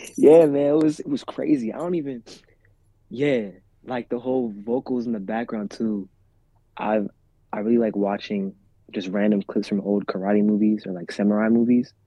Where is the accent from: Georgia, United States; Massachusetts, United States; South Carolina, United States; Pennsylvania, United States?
Pennsylvania, United States; central; also born or lived in Rwanda; I'm from a little town in central PA